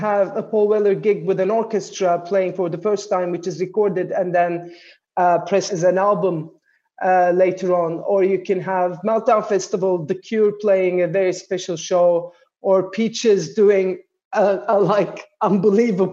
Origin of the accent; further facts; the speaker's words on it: Istanbul, Turkey; also born or lived in Ankara; I was born in Ankara, but I was brought up in Istanbul in Turkey